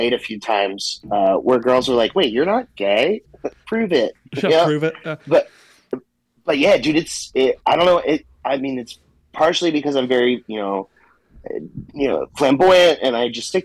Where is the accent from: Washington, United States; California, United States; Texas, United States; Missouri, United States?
Texas, United States; Southlake; also born or lived in Austin, Texas; I'm from Texas. I'm from North Texas, Dallas-Fort Worth area, a little town called Southlake is where I hail from.